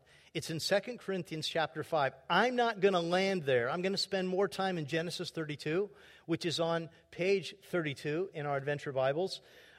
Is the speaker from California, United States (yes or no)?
yes; California, United States; She's from Southern Arkansas, and I was from Southern California.